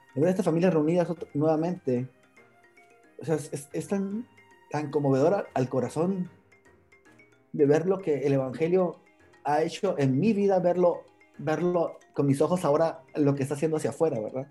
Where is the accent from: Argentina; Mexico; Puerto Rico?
Mexico; Sonora; moved away as an adult; now in Guatemala; yo vengo de Sonora, México